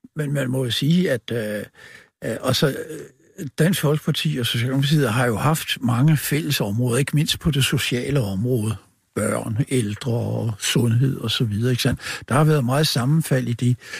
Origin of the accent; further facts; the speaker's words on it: Copenhagen Western Suburbs, Capital Region of Denmark, Denmark; Jeg kommer fra Københavns Vestegn